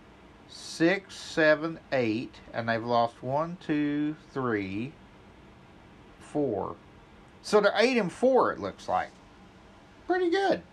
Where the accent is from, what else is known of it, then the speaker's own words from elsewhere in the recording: Grove, Oklahoma, United States; my hometown, Grove, Oklahoma